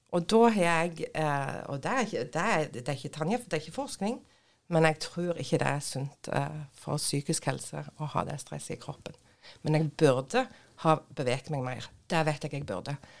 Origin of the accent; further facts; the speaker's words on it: Nærbø, Rogaland, Norway; now in Bryne, Norway; jeg er oppvokst på Nærbø.